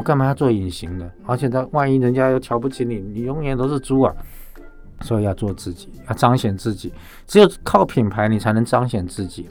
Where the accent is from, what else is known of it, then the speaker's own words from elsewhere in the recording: Taiwan; 但是我们台湾人快乐的时候就挤进那个电缆车